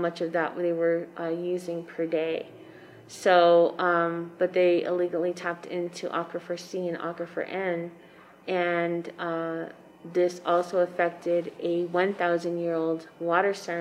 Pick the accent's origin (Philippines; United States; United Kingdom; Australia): United States; Third Mesa, Arizona; I come from Third Mesa